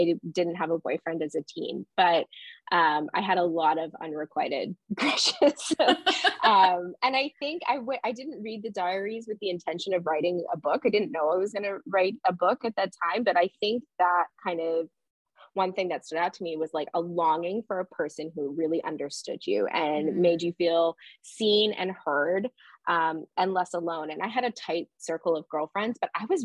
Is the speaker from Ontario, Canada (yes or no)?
yes; Barry's Bay, Ontario, Canada; I grew up in Barry's Bay, where the book is set, down a dirt road in the bush on the lake.